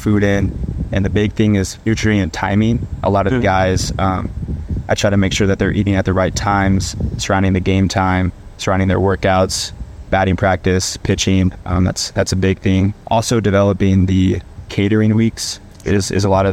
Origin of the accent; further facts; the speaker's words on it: Omaha, Nebraska, United States; I grew up in Omaha, Nebraska my whole life